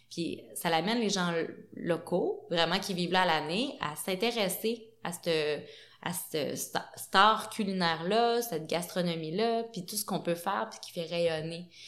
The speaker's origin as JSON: {"language": "French", "town": "Montreal", "region": "Quebec", "country": "Canada", "said": "Et eh je, je, veux pas faire le eh, gars de la ville mais bon moi je viens, je viens"}